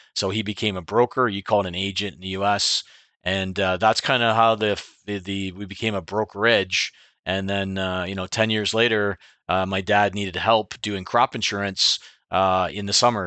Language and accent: English; Clinton, Ontario, Canada; I grew up in Clinton. I was born here.